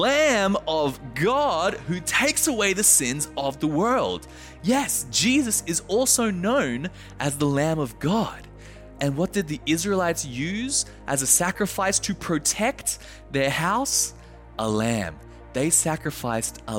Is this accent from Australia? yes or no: yes; Australia; now in Japan; being the Australian that I am